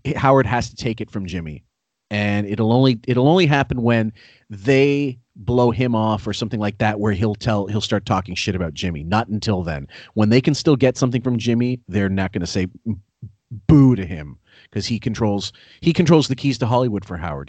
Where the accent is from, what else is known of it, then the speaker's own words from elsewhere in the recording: Canada; I'm a Canadian